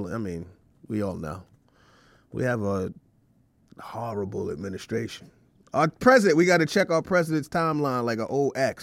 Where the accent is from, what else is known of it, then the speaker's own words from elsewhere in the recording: Brooklyn and Westchester, New York, United States; I grew up between Brooklyn and Westchester